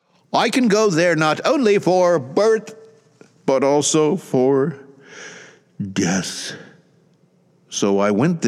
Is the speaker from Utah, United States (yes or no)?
no; Atlanta, Georgia, United States; my hometown of Atlanta.